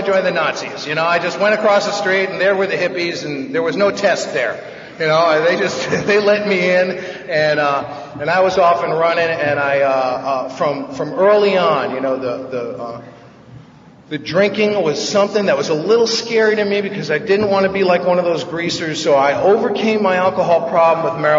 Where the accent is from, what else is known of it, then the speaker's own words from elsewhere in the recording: New York City, New York, United States; now in Van Nuys, United States; I grew up in this nutty house in New York when I was a kid. I'm from the Bronx